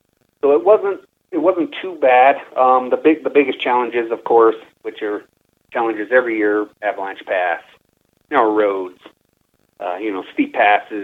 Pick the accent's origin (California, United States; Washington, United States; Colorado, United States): Colorado, United States; Silverton; I was born and raised in Silverton